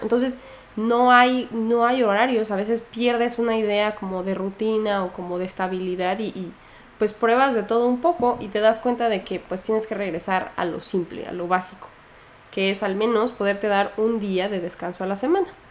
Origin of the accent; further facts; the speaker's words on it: Mexico; moved away; soy mexicana